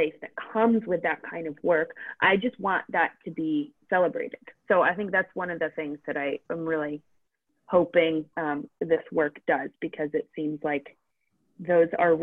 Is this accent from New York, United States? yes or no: no; Maine, United States; I grew up in Maine